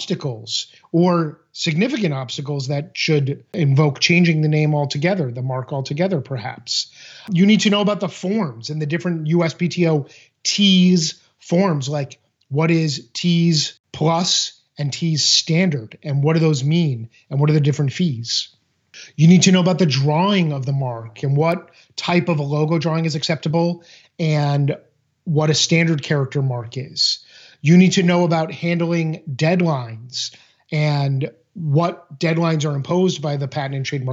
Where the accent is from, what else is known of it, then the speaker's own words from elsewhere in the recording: Boston, Massachusetts, United States; I grew up in Boston